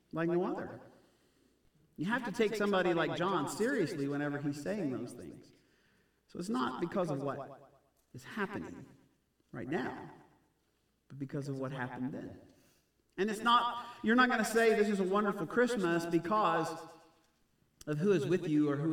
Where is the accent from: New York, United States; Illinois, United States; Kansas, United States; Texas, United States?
Texas, United States; Houston; grew up in Houston in that area